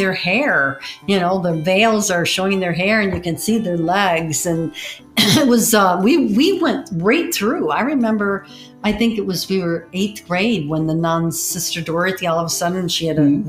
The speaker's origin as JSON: {"language": "English", "town": "Birmingham", "country": "United States", "tie": "born or raised there", "said": "we grew up in Birmingham"}